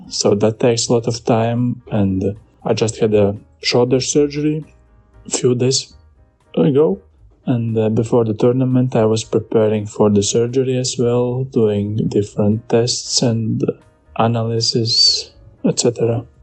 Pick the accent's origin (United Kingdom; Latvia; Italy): Latvia; we are both from Latvia